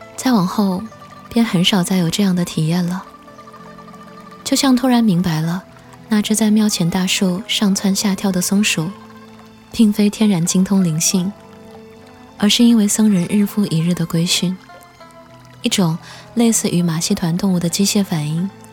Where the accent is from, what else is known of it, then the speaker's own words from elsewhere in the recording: next to Mount Putuo, Zhejiang, China; 因为我就出生长大在普陀山的边上